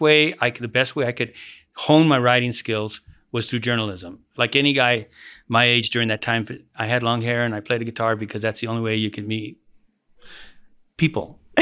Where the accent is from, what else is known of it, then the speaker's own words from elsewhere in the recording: United States; When I was a kid, I grew up in the Aurora neighborhood.